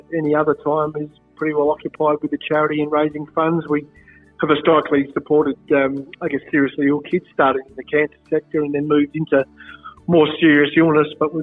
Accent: Adelaide, South Australia, Australia; Born and bred in Marino, so just a little bit, a couple of suburbs down from Brighton

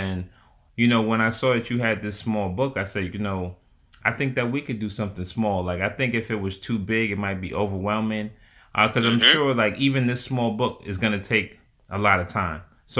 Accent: Atlanta, Georgia, United States; born there; I was born in Atlanta.

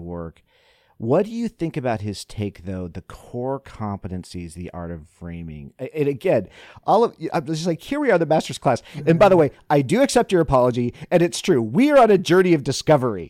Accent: Iowa, United States; my home state of Iowa

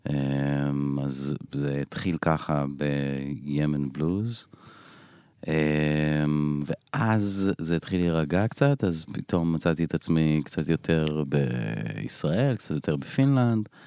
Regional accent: Elon Moreh, Israel; born or raised there; also born or lived in Bat Yam

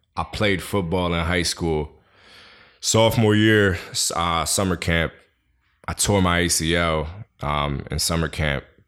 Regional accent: New York City, New York, United States; I was born and raised in Queens.

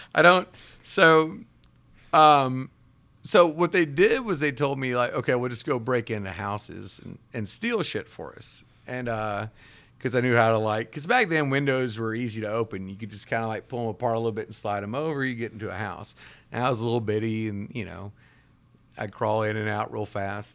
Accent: Jackson, Mississippi, United States; we were living in South Jackson, which, if you know anything about growing up in South Jackson

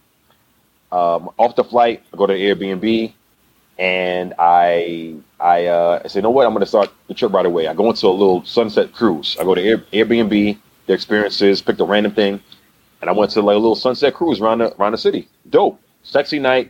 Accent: New York, United States; we're from New York

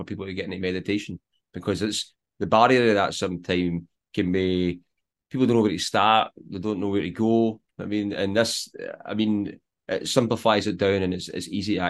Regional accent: Scotland, United Kingdom; Us Scots just like being Scottish, though.

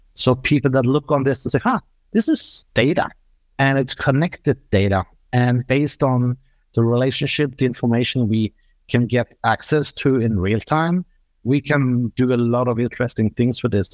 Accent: Norway; I'm coming from Norway

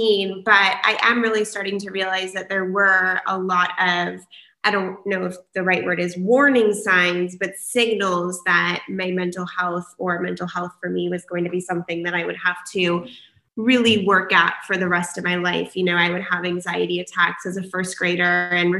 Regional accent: San Diego, California, United States; I am born and raised in San Diego

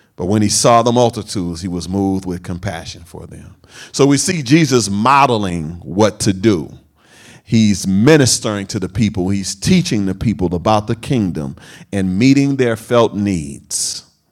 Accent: Oakland, California, United States; this is where I come from Sabrani Park, East Oakland

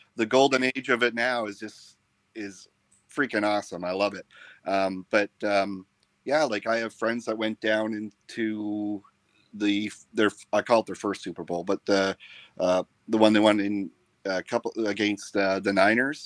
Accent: Canada; now in Toronto, Canada; being a Canadian

